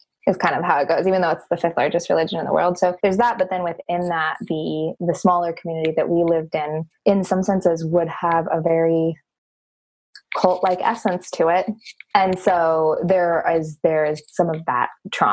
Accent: United States; born or raised there

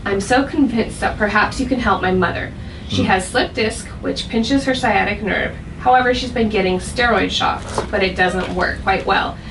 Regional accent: Texas, United States; We're from Texas

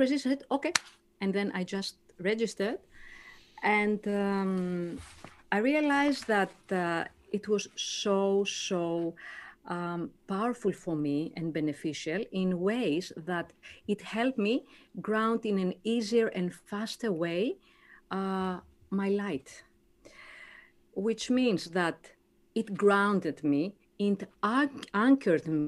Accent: Greece; moved away as an adult; now in Gold Coast, Australia; I'm from Greece.

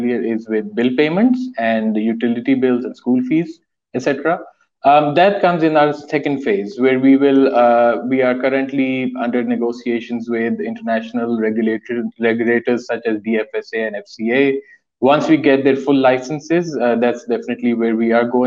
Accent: Pakistan; we are Pakistanis, we've been born and brought up in Pakistan

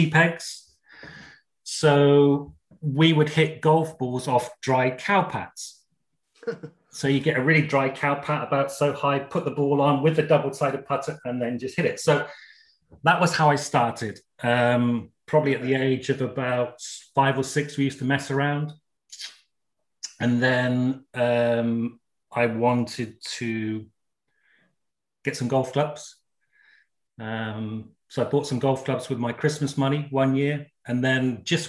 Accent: Gloucestershire, South West England, United Kingdom; also born or lived in Essex; I was born and raised in Essex for the first 4 years, and then family moved down to Gloucestershire, 1971.

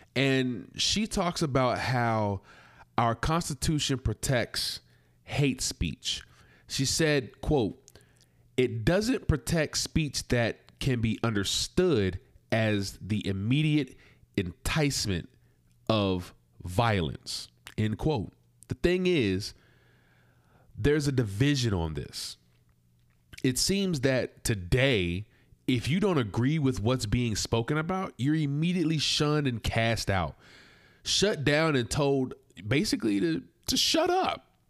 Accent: South Carolina, United States; I was from South Carolina. I was raised in a Christian home.

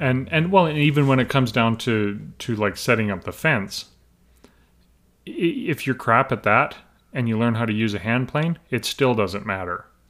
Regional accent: Alberta, Canada; I'm Western Canadian, I'm from Alberta

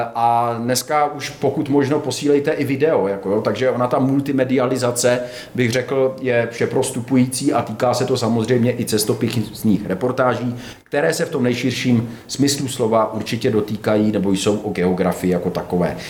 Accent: Vysočina Region, Czechia; tam u nás na Vysočině

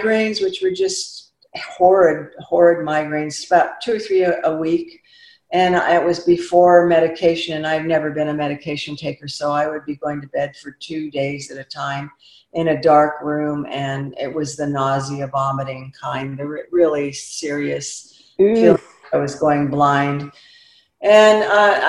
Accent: Oregon, United States; moved away; also born or lived in San Jose; I grew up in Oregon, the eldest of nine

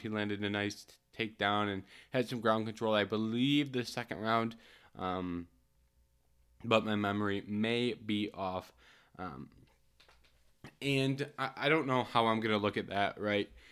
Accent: Michigan, United States; I am from Michigan

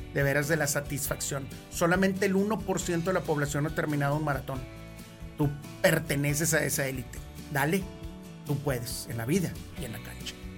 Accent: Monterrey, Nuevo León, Mexico; siempre he sido regiomontano, aquí vivo, aquí voy a vivir toda mi vida, me encanta mi pueblo.

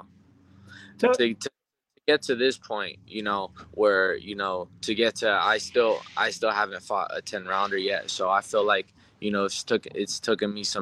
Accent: Las Vegas, Nevada, United States; I was born and raised in Vegas

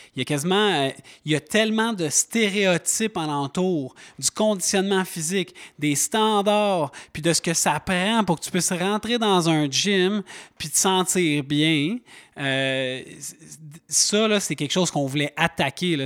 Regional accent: Montreal, Quebec, Canada; moved away as an adult; now in Mont-Tremblant, Canada; Je viens de Montréal, ça fait déjà 15 ans que je suis installé

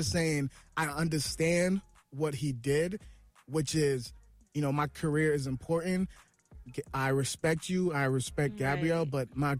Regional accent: Minnesota, United States; I'm from Minnesota. You know, I'm from the cold. I'm from the 612.

